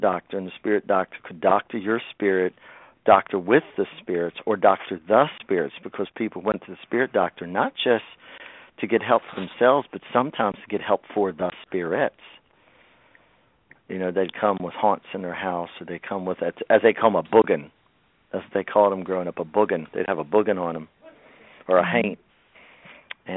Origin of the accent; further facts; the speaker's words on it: Shenandoah Valley, Virginia, United States; I was born in the Shenandoah Valley in Virginia, which is a place where it's mixed Southern and Appalachian culture. And I grew up on Southern root work